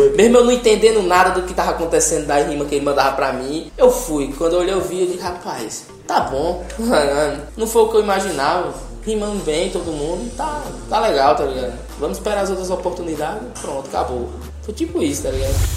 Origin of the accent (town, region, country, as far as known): Ceará, Brazil